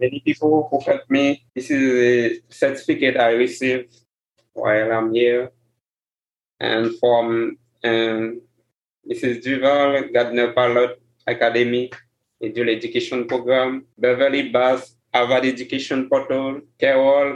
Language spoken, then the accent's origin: English; Haiti; first language Haitian Creole; English is a second language; moved away as an adult